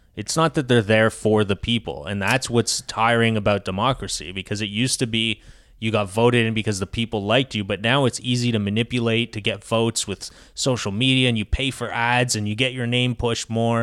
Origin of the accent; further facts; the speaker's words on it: Quebec, Canada; now in United States; I'm from Quebec